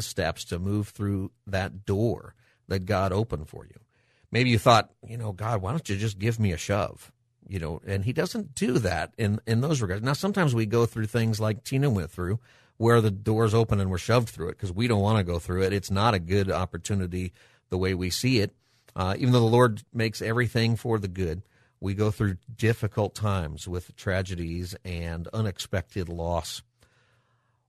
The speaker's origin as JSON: {"language": "English", "town": "Palmdale", "region": "California", "country": "United States", "tie": "born or raised there", "also_born_or_lived": "Riverside, California", "moved": "as an adult", "lives_now": "San Diego, United States", "said": "I grew up in the Los Angeles area, grew up in Palmdale, and went to UC Riverside."}